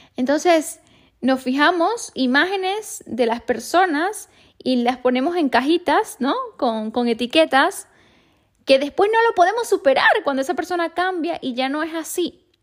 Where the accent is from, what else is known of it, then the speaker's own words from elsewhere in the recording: Venezuela; moved away; cuando vivía en mi país, en Venezuela